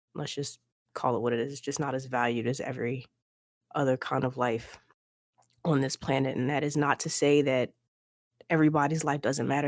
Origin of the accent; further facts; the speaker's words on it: United States; I am an American.